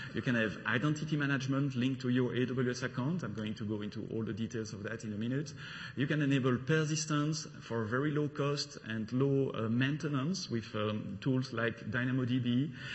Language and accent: English; Belgium; accent: French; English is a second language; now in London, United Kingdom; I'm coming from Belgium, the country of waffle, beers, and, and chocolate.